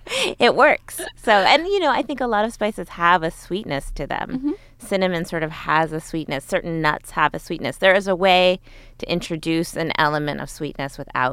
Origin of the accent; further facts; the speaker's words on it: suburban Connecticut, United States; growing up in Connecticut